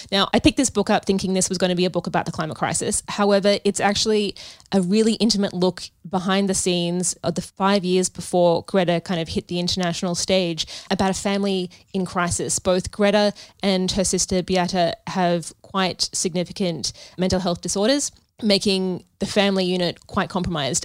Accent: Sydney, New South Wales, Australia; I grew up in Sydney in the late nineties

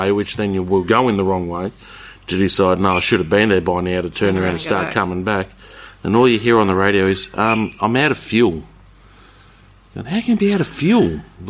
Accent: Katherine area, Northern Territory, Australia; also born or lived in Darwin; I'm from the territory. I grew up on a station up here

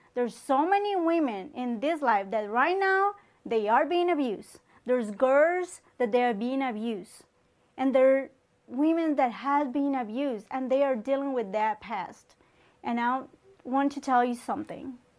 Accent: Colombia; moved away; I'm from Colombia. Um, I was born, raised there

